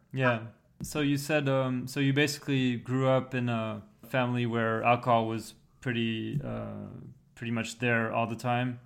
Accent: Paris, Île-de-France, France; English is a second language; I'm 33 years old from Paris, France

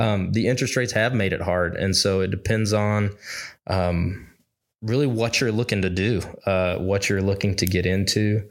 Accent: Arkansas, United States; I grew up in Arkansas

